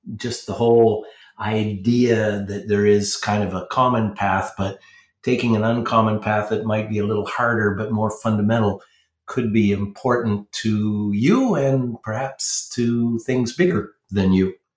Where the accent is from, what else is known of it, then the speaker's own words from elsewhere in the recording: New Brunswick, Canada; grew up in New Brunswick, which is the second most French province.